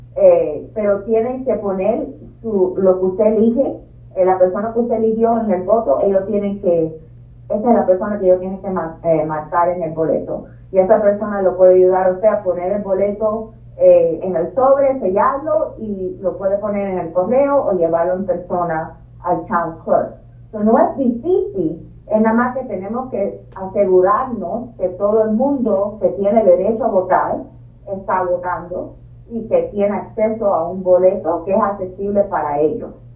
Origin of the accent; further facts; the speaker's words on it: Cuba; also born or lived in Virginia; now in Boston, United States; yo nací en Cuba